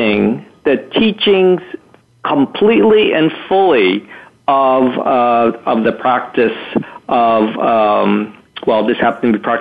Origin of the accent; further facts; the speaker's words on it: Arlington, Massachusetts, United States; I was born in Arlington, Massachusetts, and I am a third-generation Chinese-American.